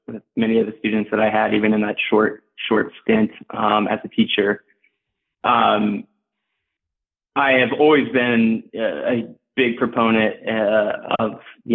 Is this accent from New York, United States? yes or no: no; Dayton, Ohio, United States; moved away as an adult; also born or lived in Virginia; now in Chicago, United States; I grew up in Dayton, Ohio, and then moved to Chicago really for school